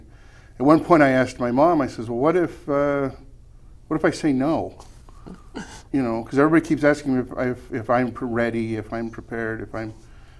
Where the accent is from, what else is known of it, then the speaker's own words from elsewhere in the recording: Utah, United States; growing up in Utah County, you don't have much exposure.